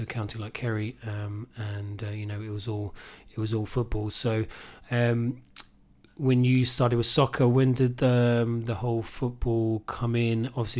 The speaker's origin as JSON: {"language": "English", "region": "England", "country": "United Kingdom", "tie": "born or raised there", "accent": "Mayo", "moved": "yes", "lives_now": "Killarney, Ireland", "said": "Like myself, obviously, growing up in England"}